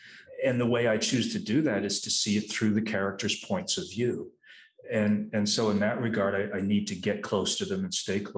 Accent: New England, United States; some stories of real life crime I'd heard growing up in New England.

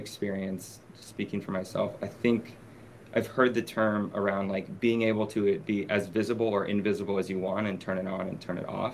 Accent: Los Angeles, California, United States; moved away as an adult; also born or lived in Beirut; I grew up in Los Angeles.

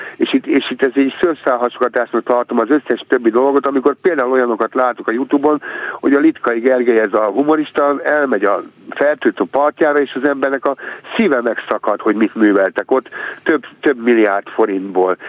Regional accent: Hungary; magyarként megélni

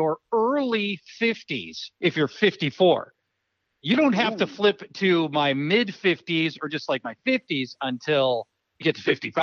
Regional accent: Minnesota, United States; grew up in that area

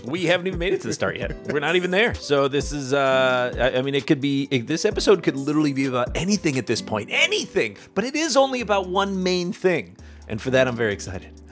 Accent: United States; now in Canada; I'm from the States.

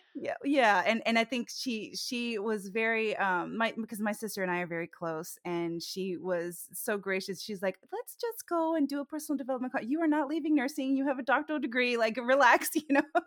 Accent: Orlando, Florida, United States; I was born in Orlando

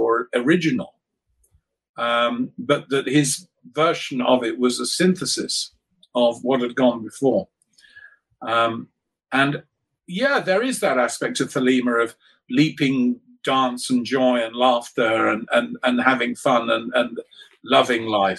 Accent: United Kingdom; growing up in Britain

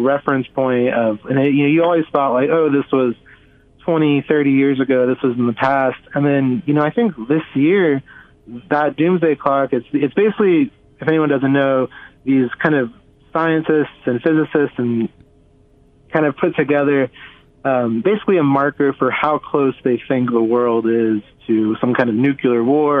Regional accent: Houston, Texas, United States; I'm from I'm from Houston

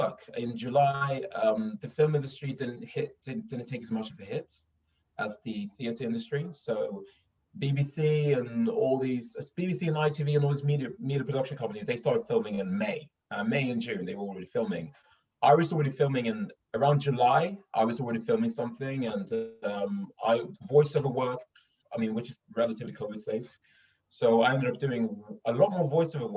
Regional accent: Stockholm, Stockholm County, Sweden; accent: Stockholm; moved away as an adult; now in London, United Kingdom; I'm from Stockholm. I grew up in Stockholm

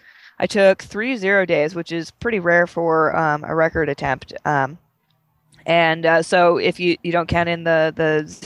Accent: the West, United States; growing up in the West, the air is so dry here

